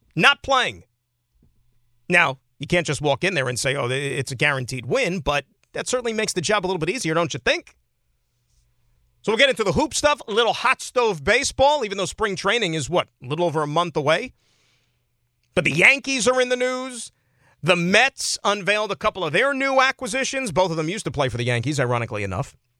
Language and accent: English; Saskatchewan, Canada; I'm from Saskatchewan. Born and raised.